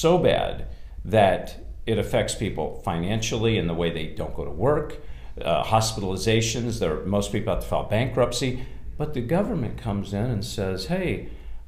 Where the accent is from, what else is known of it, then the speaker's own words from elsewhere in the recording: California, United States; moved away; I'm from California.